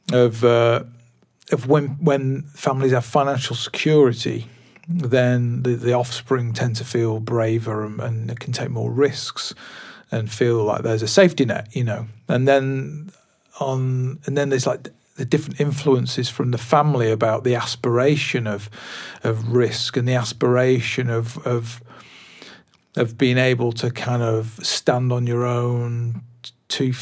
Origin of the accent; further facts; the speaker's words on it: Glossop, East Midlands, United Kingdom; also born or lived in Swinton, Salford; now in Bolton, United Kingdom; I grew up in a place called Glossop, which is right on the edge of Derbyshire, Tameside. And I was born in Salford, Swinton